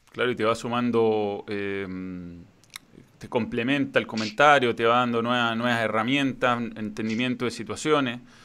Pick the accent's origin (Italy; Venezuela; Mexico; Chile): Chile; nosotros como chilenos